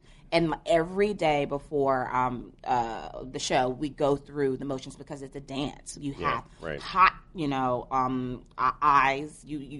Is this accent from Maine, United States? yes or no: no; Memphis, Tennessee, United States; Yes, Memphis, my hometown.